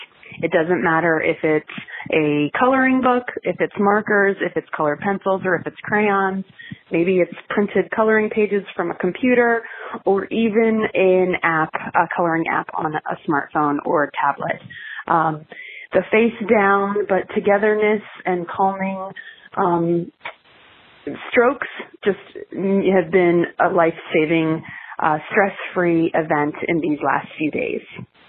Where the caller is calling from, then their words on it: Annapolis, Maryland, United States; I'm calling from Annapolis, Maryland.